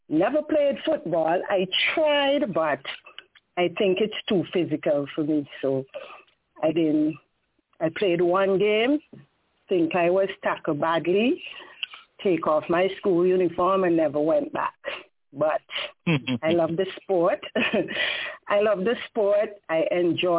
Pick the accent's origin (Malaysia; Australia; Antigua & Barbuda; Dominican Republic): Antigua & Barbuda; Saint George; moved away; also born or lived in Grace Green, Antigua / United States; I'm from the Grace Green community, but I was raised in the St. George's community, which is Pickett's Village, that I migrated to the U.S.